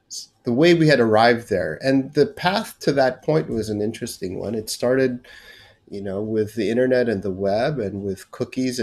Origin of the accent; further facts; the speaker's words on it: Philippines; moved away as an adult; also born or lived in United States / California; now in Singapore; born and raised in the Philippines and moved to the United States to study in college.